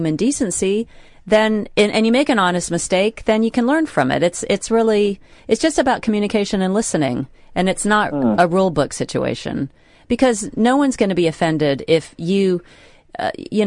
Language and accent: English; United States; now in United Kingdom; being American